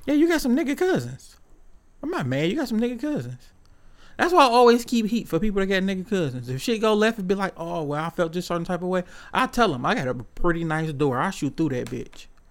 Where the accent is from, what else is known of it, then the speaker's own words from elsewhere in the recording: Detroit, Michigan, United States; growing up on the East Side